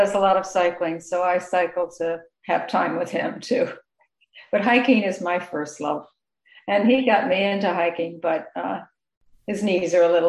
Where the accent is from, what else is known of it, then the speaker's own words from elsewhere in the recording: Indiana, United States; moved away as an adult; also born or lived in Ohio / Illinois / New York City; now in Seattle, United States; I grew up in Indiana. Mostly, it's also small towns, Ohio and Illinois.